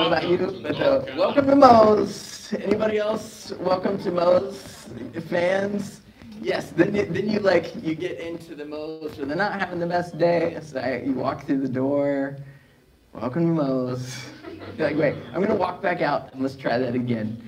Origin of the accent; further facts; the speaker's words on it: West Virginia, United States; now in North Carolina, United States; growing up in West Virginia